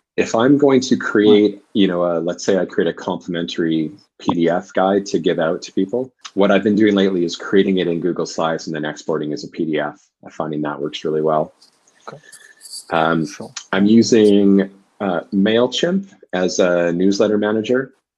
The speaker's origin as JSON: {"language": "English", "town": "Vancouver", "region": "British Columbia", "country": "Canada", "tie": "born or raised there", "also_born_or_lived": "Oxford / London / Dublin", "said": "I'm from Canada, from Vancouver."}